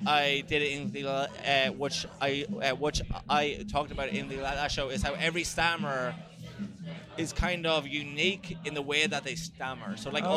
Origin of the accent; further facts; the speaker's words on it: Ireland; because as in like being more, being more Irish. Like, you know, it's not making sense. You know, it's like, am I supposed to be a stereotype of what you think Ireland is?